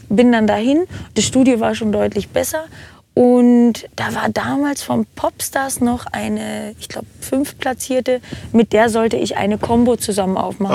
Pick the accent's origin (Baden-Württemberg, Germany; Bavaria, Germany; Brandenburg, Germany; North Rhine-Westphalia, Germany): Brandenburg, Germany; moved away as an adult; now in Nuremberg, Germany; ich komme ursprünglich aus dem Norden, Grenze Berlin, Brandenburg, aber mhm. ich bin also Ur-Brandenburger